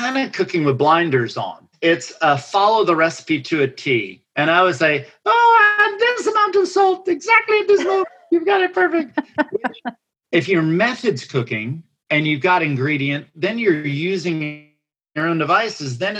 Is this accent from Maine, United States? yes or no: no; Atlanta, Georgia, United States; moved away as an adult; also born or lived in Boston / Portland, Oregon; I'm from Atlanta